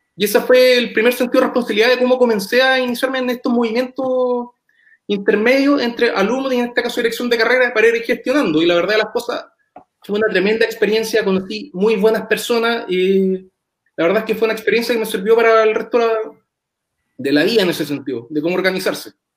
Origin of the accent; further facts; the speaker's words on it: Los Ángeles, Biobío, Chile; moved away as an adult; now in Valdivia, Chile; Soy natural de Los Ángeles, vine a estudiar acá a Valdivia cuando todavía era región de los lagos